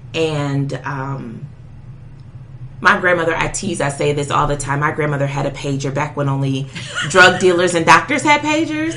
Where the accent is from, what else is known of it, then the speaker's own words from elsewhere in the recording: Detroit, Michigan, United States; I grew up in Detroit